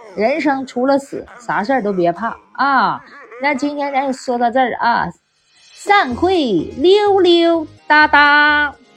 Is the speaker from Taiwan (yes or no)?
no; Northeast China, China; 我们东北就是那样式儿的，在火炕上睡觉的啊，那还有火炉子呢，对吧？对呀，真是那样式儿的。那谁不是小孩儿在火炕上那个长，长大？那时候俺们东北也冷，你知道吧？没床，没床。一般都是火炕